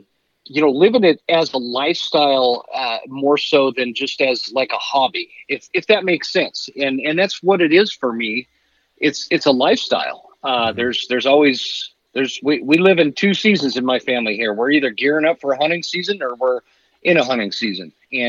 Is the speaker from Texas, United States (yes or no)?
no; Utah, United States; I grew up in Utah, and spent a lot of time in Utah, Idaho, and Wyoming